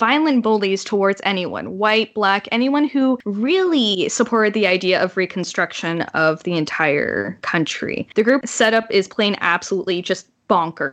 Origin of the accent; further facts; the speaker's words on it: Canada; As a Canadian